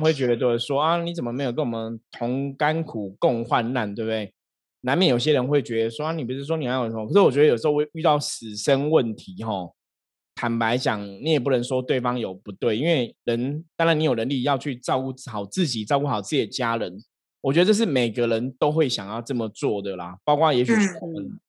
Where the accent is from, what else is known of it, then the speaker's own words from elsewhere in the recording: Taiwan; 我们都是台湾人